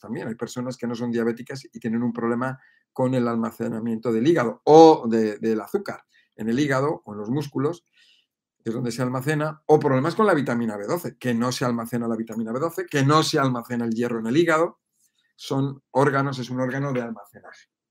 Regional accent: Madrid, Community of Madrid, Spain; yo soy de Madrid

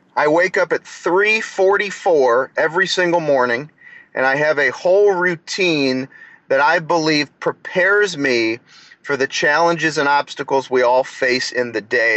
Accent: St. Louis, Missouri, United States; I'm from St. Louis

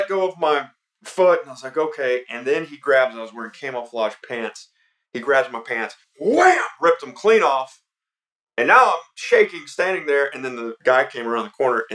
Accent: Atlanta, Georgia, United States; I was born and raised here in Atlanta, Georgia

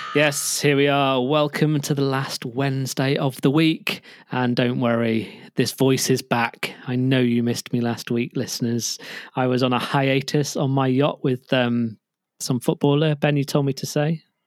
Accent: United Kingdom; we're British

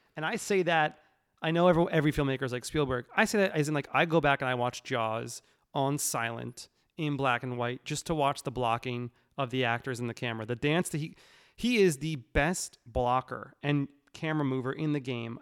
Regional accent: New York, United States; I'm from New York

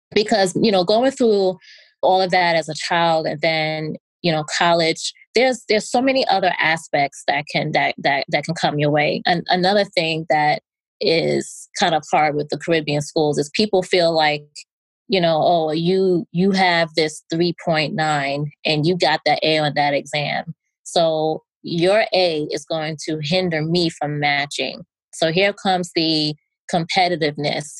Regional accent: New York, United States; I'm from New York

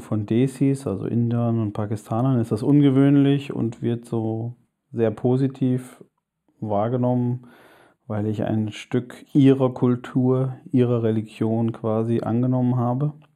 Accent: Germany; zunächst einmal bin ich ein Deutscher

